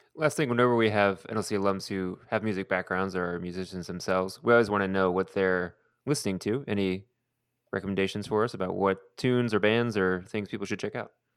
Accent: Houston, Texas, United States; I grew up in Houston

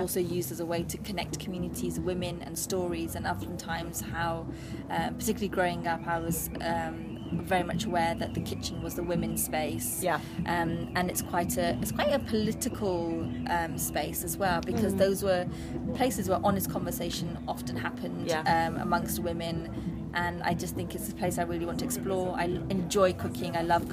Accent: Bristol, South West England, United Kingdom; also born or lived in Bath / East London; now in London, United Kingdom; I grew up in St. Paul's, which was a very multi-ethnic, diverse area in the 80s, a very deprived area. And then moving to areas like, let's even say Andrews and then Redland.

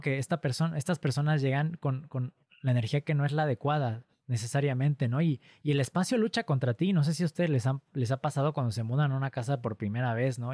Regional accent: Pachuca, Hidalgo, Mexico; yo crecí cerca de un pueblo minero, yo soy de Pachuca Hidalgo

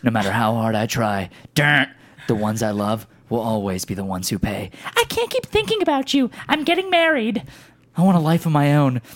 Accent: West Coast, United States; we're all from the West Coast

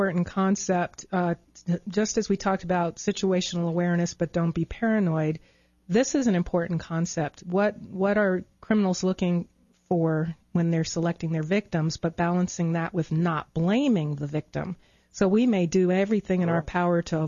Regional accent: Long Island, New York, United States; I grew up in New York on Long Island and would ride the Long Island Railroad into Manhattan

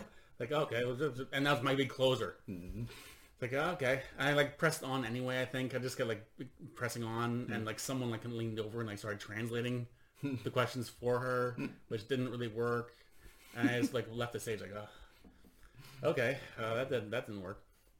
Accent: United States; now in Sweden; So for me, so I'm an American living in Sweden. I started performing here, pretty much always performing in English.

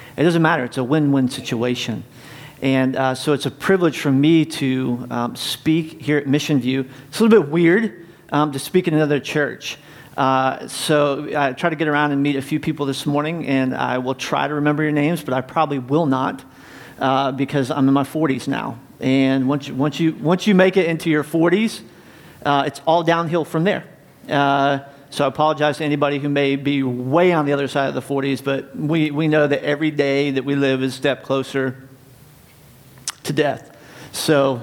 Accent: North Carolina, United States; now in North Canton, United States; I grew up in North Carolina

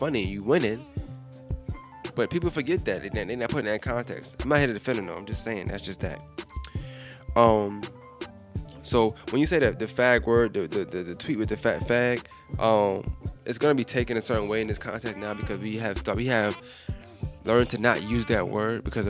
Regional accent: New York, United States; moved away; I'm from New York

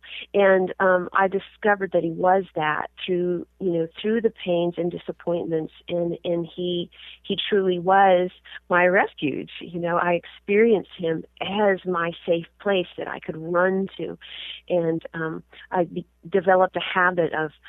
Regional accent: Southern California, United States; I was born and raised in Southern California

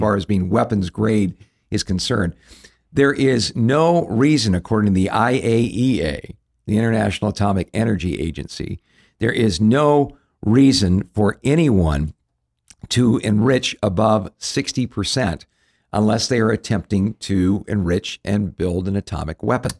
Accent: Southern California, United States; growing up in Southern California

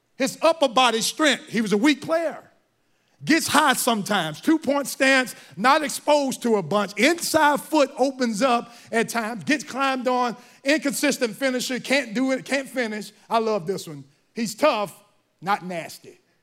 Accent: Mississippi, United States; I'm from Mississippi

